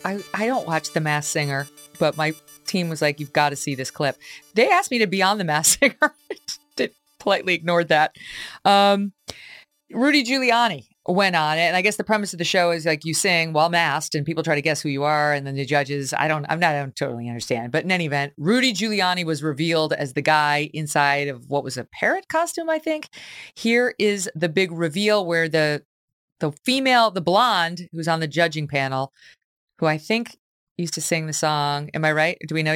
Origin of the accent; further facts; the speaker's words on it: Syracuse, New York, United States; Like, I'm from Syracuse. I know how to say Syracuse.